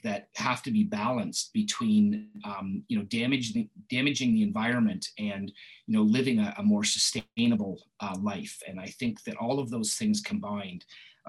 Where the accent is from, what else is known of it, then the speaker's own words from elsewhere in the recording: Maple, Ontario, Canada; now in Richmond Hill, Canada; I grew up in Maple, so it's not too far away, and I went to Langstaff High School